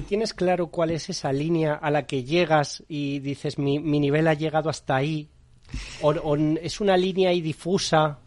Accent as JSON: {"language": "Spanish", "town": "Madrid", "region": "Community of Madrid", "country": "Spain", "said": "Los que somos de Madrid"}